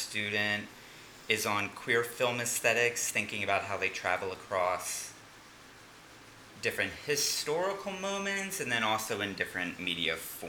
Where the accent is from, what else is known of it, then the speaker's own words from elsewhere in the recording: Philadelphia, Pennsylvania, United States; I was born in Drexel {S3} yes. {S2} Hill, Pennsylvania. The year was 1989. No. So I'm originally from Philadelphia. I've hopped around on the East Coast.